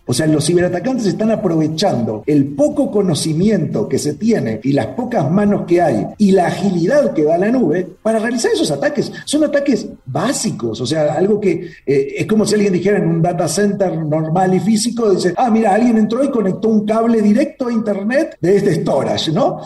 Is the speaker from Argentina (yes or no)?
no; Uruguay; moved away as an adult; now in Mexico City, Mexico; No soy argentino, siempre lo, aclaro. Nací en Uruguay, aunque hablamos medio parecido